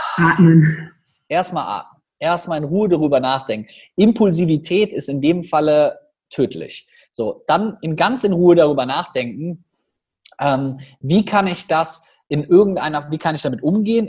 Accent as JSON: {"language": "German", "region": "Rhineland", "country": "Germany", "said": "wir bei uns im Rheinland, wir haben ja auch eine freche Schnauze immer so ein bisschen"}